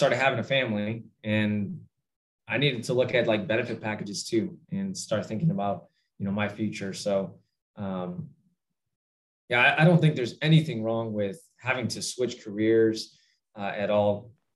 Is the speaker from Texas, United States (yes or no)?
no; Northwest Indiana, United States; I grew up in Northwest Indiana